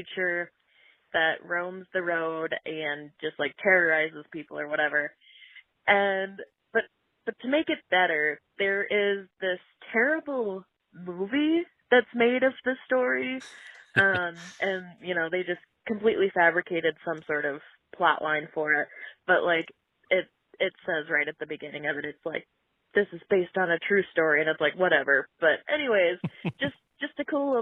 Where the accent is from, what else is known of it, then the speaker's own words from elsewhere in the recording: Lake Geneva, Wisconsin, United States; I'm from Lake Geneva, Wisconsin